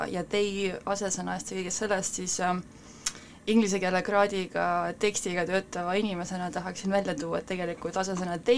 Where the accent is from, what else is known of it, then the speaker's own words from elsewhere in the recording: Estonia; mina olen täitsa Eestist, olen ainult Eestis elanud, nii et äh, muid äh, mõjutusi ei ole